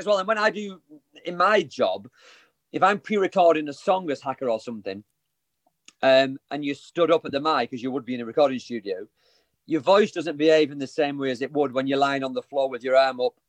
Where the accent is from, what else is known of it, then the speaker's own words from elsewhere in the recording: Wigan, North West England, United Kingdom; He's from Scotland, I'm from Wigan, so we never met.